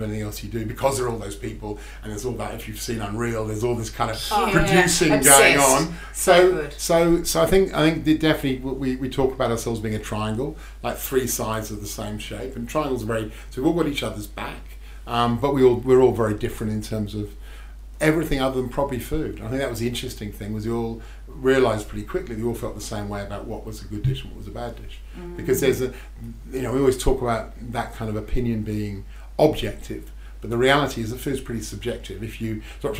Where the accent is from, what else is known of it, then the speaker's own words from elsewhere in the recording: Melbourne, Victoria, Australia; The three of us are all from Melbourne